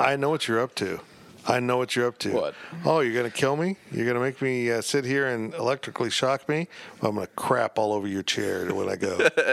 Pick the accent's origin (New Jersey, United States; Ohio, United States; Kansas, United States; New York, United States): Kansas, United States; Salina; it's my hometown